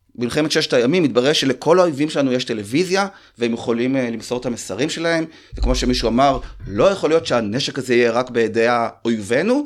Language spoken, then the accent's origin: Hebrew; Rehovot, Central District, Israel; אנחנו מרחוב, אז זה מחולק. הצפון זה אשכנזי, ליד מכון ויצמן, הדרום זה שעריים ומר מורק. אז היינו כאילו, אני ממש ככה זוכר שבכיתה ג' לקחו אותי להפגין נגד האינטגרציה